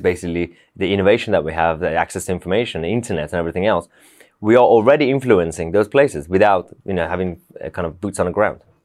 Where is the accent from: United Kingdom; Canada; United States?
United Kingdom; London; also born or lived in Tehran, Iran; I grew up in London